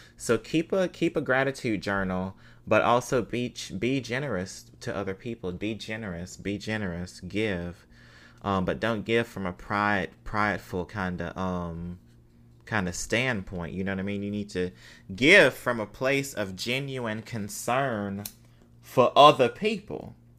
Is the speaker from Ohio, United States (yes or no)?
no; Mississippi, United States; I'm from Mississippi.